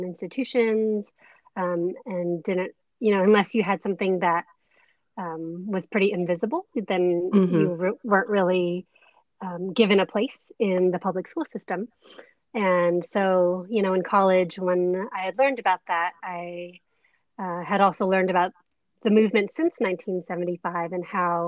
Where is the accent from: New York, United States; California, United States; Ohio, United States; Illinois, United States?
California, United States; Bay Area; also born or lived in Canada; my husband and I both grew up in the Bay Area.